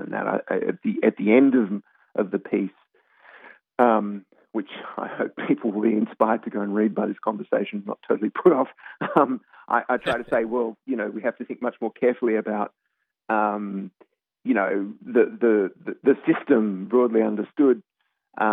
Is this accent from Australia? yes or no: yes; Australia; now in United States; obviously I'm Australian, but I've lived in the US for quite a while now